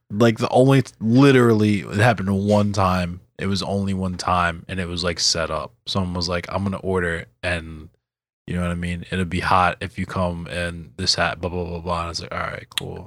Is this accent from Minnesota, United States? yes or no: no; Baltimore County, Maryland, United States; I'm from Beemore County